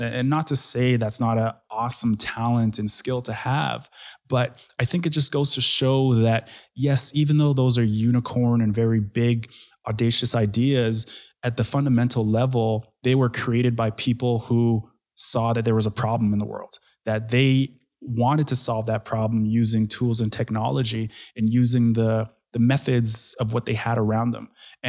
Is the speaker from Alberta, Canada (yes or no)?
yes; Edmonton, Alberta, Canada; So I was pretty much born and raised in Edmonton. And when I say that, I wasn't technically born here, but my family immigrated here when I was 3 years old.